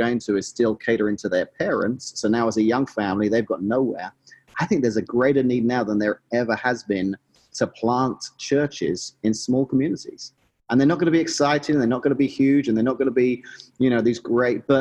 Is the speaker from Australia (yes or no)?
no; England, United Kingdom; moved away as an adult; now in Washington, Illinois, United States; growing up in England is kind of all I knew